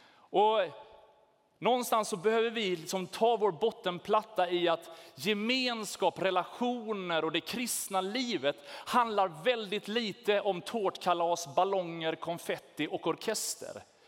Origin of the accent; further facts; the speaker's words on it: Sweden; vi är svenskar